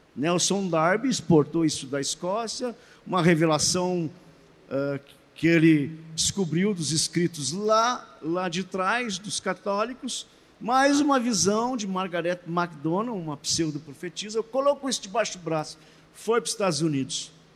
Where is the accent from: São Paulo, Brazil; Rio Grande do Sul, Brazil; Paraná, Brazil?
Rio Grande do Sul, Brazil; Estância Velha; Estância Velha, bem pertinho de Porto Alegre